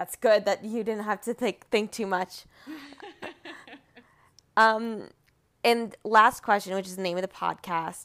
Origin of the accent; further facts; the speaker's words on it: Rumson, New Jersey, United States; I'm from Rumson on the beach-ish